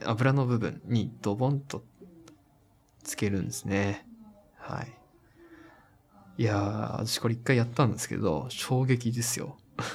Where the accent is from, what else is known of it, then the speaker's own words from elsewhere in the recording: Koriyama, Fukushima, Japan; 私が住んでた福島の、あの、郡山というところで